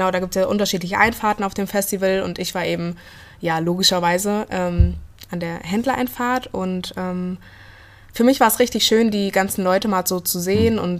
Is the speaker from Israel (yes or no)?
no; Blankenau, Hesse, Germany; also born or lived in Fulda; genau, geboren bin ich in Fulda, aber aufgewachsen. Ähm in Blankenau. Also das ist, äh, in, liegt in der Gemeinde Hosenfeld, das ist so 18 Kilometer von hier entfernt.